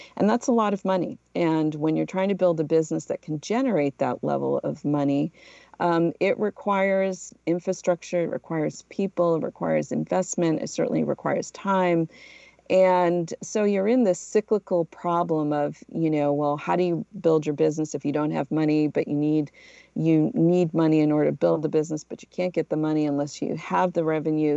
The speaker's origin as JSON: {"language": "English", "town": "New Bedford", "region": "Massachusetts", "country": "United States", "tie": "born or raised there", "also_born_or_lived": "Portugal / Philadelphia / New York / Los Angeles", "moved": "as an adult", "said": "I'm originally from Portugal. I moved to the United States when I was a little kid and grew up in New Bedford, Massachusetts, where I went to high school"}